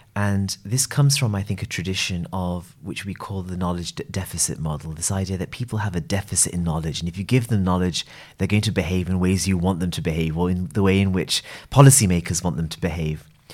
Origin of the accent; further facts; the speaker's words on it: United Kingdom; I'm a gay man who's of South Asian origin. I'm British